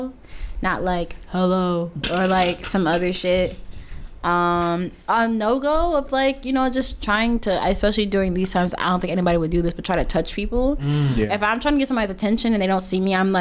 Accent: Newark, New Jersey, United States; moved away as an adult; now in Brooklyn, United States; I'm from brick city. Nah, I'm from New Jersey

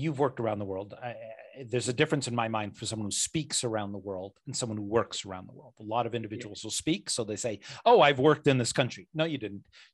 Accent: United States; I grew up in America

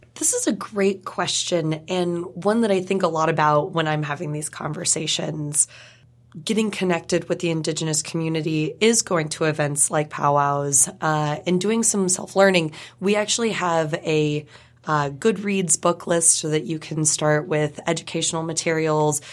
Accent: California, United States; moved away as an adult; now in Pittsburgh, United States; I wasn't raised on the reservation in Oklahoma. I was raised in California

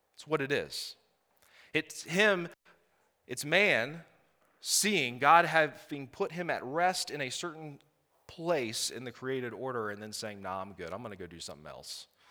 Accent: Blacksburg, Virginia, United States; we are from Blacksburg, Virginia. So if a y'all slips out, I'm sorry.

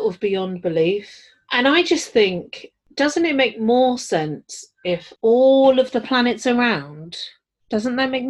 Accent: London, United Kingdom; I'm from London

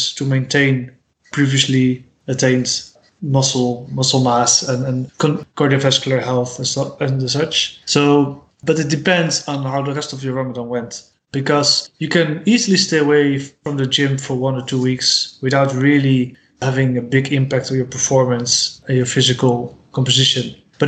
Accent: Rotterdam, South Holland, Netherlands; English is a second language; I'm from Rotterdam

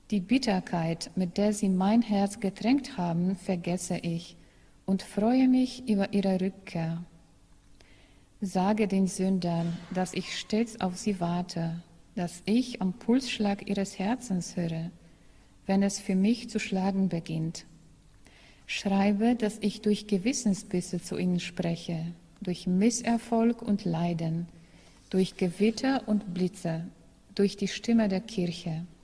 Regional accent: Poland; German is a second language; In meiner Heimat, also in Polen, sagt man ein solches Sprichwort.

